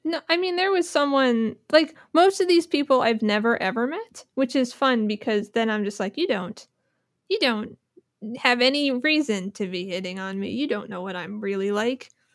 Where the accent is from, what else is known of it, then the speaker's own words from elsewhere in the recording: New Jersey, United States; now in Philadelphia, United States; I'm from New Jersey